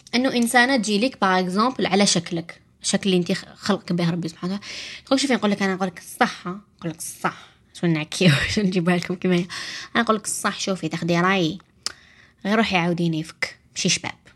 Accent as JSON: {"language": "Arabic", "country": "Algeria", "said": "عندنا في الجزائر"}